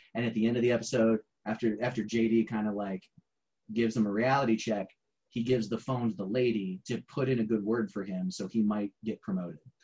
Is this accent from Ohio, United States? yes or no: yes; Garrettsville, Ohio, United States; my hometown was garrettsville